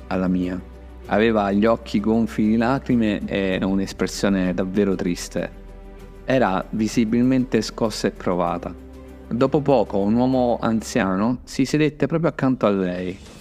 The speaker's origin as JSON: {"language": "Italian", "town": "Gaeta", "region": "Lazio", "country": "Italy", "tie": "born or raised there", "said": "ero a Gaeta, una piccola città di mare, nonché la mia città natale"}